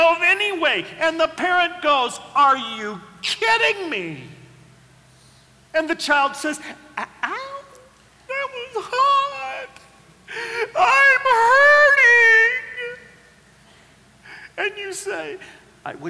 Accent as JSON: {"language": "English", "region": "Oklahoma", "country": "United States", "tie": "born or raised there", "said": "I grew up in Oklahoma with the Dust Bowl days"}